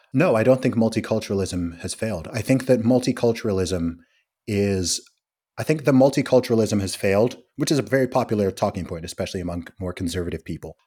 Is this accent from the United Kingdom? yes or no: yes; England, United Kingdom; I'm from England